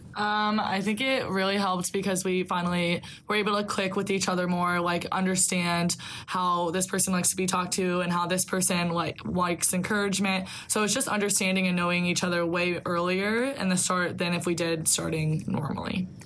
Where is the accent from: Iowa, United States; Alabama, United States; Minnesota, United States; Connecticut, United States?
Iowa, United States; Solon; I'm from Solon, Iowa.